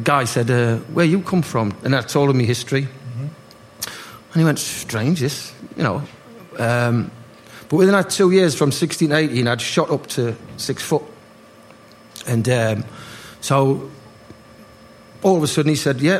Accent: Gateshead, North East England, United Kingdom; I'm from Gateshead

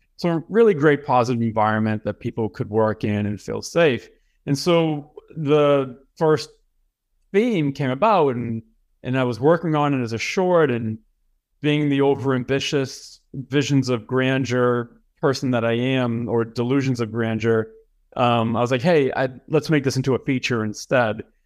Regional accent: Boston, Massachusetts, United States; moved away as an adult; also born or lived in Los Angeles; I'm from Boston, Mass. I went to high school there. I went to college there

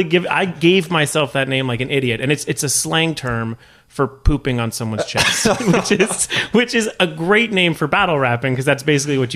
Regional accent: Los Angeles, California, United States; I grew up in Woodland Hills, California, which has no minorities in it.

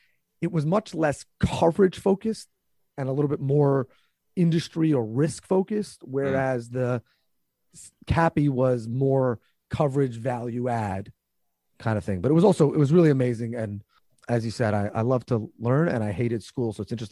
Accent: New York, United States; First of all, I just want to say, as a New Yorker, I wasn't going to ruin your intro

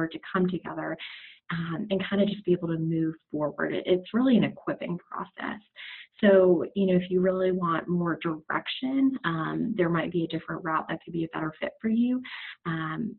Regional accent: Naples, Florida, United States; now in Charlotte, United States; I was raised in Naples, Florida

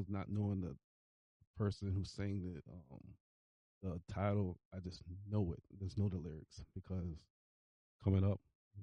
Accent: Virginia Beach, Virginia, United States; I was born in Virginia Beach in the Rosemont Road area.

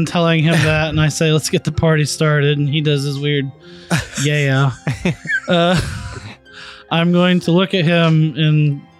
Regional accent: Ireland; I am Irish, so I am.

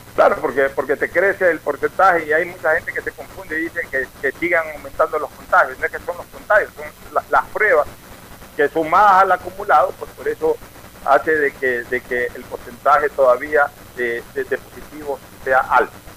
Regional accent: Ecuador

